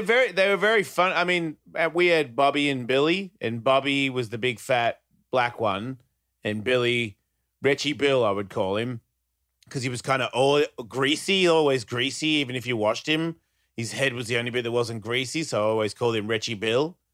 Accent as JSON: {"language": "English", "country": "Australia", "tie": "born or raised there", "moved": "yes", "lives_now": "United States", "said": "I was born in Australia"}